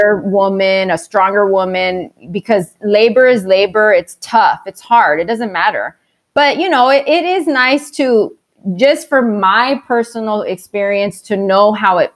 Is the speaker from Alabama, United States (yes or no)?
no; Texas, United States; moved away as an adult; now in Arizona, United States; I'm from Texas